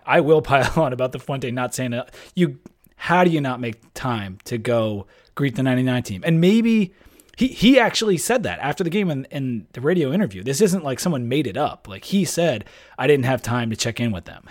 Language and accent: English; Delaware, United States; moved away; I'm from Delaware